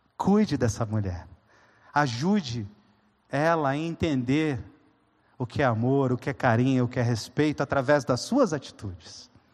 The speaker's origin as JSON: {"language": "Portuguese", "region": "coastal southeastern Brazil", "country": "Brazil", "said": "Eu sou caiçara"}